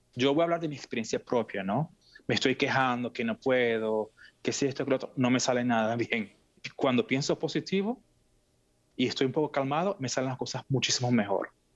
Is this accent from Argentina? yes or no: no; Venezuela; moved away as an adult; now in Seattle, United States; yo nací en Venezuela, mis padres son de Siria